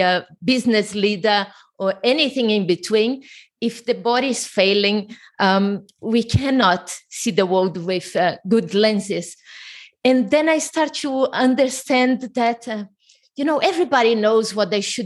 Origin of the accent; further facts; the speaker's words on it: Brazil; English is a second language; moved away; I'm originally from Brazil.